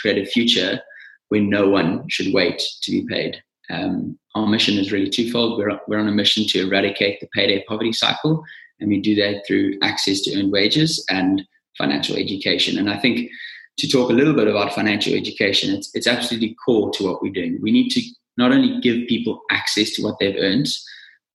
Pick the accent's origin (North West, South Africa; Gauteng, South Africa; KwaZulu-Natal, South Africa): KwaZulu-Natal, South Africa; Nottingham Road; moved away as an adult; also born or lived in Stellenbosch / London; I grew up on a small farm in Nottingham Road in the Natal Midlands. Went to school in KZN